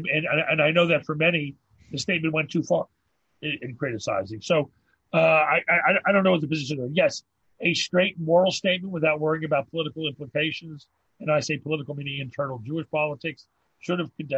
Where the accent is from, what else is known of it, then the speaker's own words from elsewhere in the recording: Canada; First of all, it's that we're Canadian, so it's not really our domain.